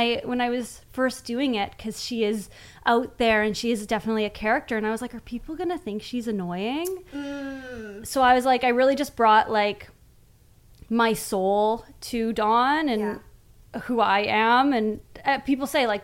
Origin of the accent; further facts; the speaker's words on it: Southern Alberta, Canada; I grew up in Southern Alberta